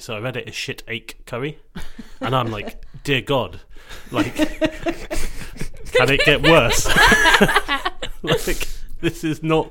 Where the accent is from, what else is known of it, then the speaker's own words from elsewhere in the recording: Scotland, United Kingdom; being Scottish